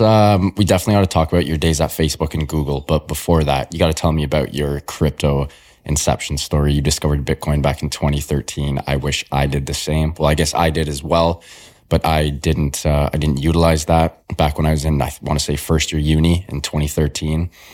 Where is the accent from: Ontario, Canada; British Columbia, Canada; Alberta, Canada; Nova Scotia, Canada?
Ontario, Canada; Toronto; I was born and raised in Toronto